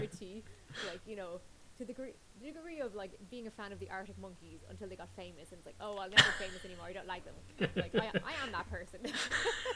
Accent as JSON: {"language": "English", "town": "Drogheda", "region": "County Louth", "country": "Ireland", "tie": "born or raised there", "said": "my hometown of Drogheda"}